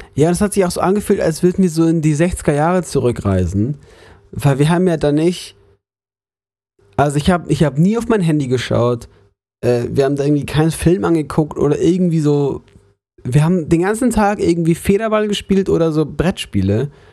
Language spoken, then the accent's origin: German; Munich, Bavaria, Germany; moved away; also born or lived in Lörrach; ich komme aus München, aus der Großstadt